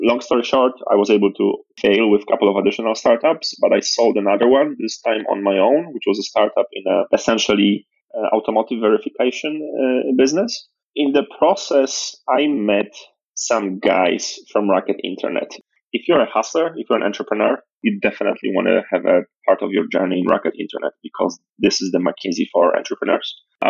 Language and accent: English; Poland; moved away as an adult; also born or lived in Nigeria; born and raised in Poland